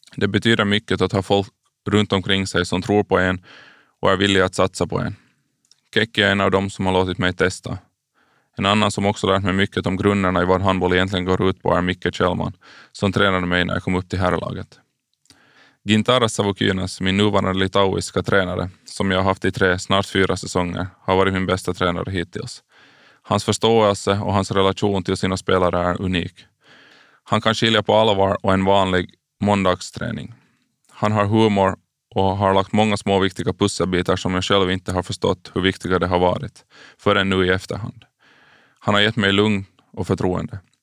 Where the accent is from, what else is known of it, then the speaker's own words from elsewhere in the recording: Karis, Uusimaa, Finland; jag är uppvuxen i Karislaget BK46